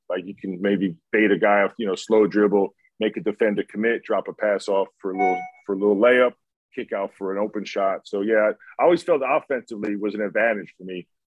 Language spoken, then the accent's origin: English; New York, United States; growing up in New York